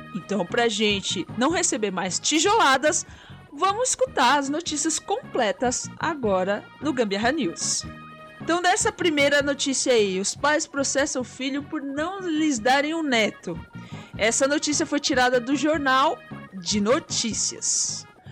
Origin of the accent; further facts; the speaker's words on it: Brazil; Nós somos brasileiros